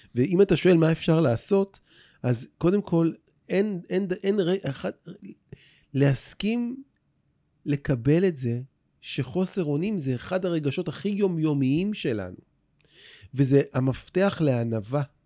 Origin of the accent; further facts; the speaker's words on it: Rehovot, Central District, Israel; moved away as an adult; now in Tel Aviv, Israel; ברחובות, עיר, העיר שבה נולדתי, mm-hmm. וגם פה בתל אביב, זו העיר שבה אני חי אה, ב-30 שנה האחרונות